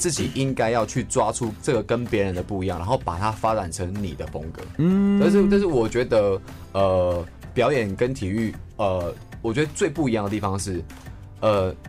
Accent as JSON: {"language": "Chinese", "town": "Tuku", "region": "Yunlin County", "country": "Taiwan", "tie": "born or raised there", "said": "我们都算是乡下小孩子。我是云林的土库那边，"}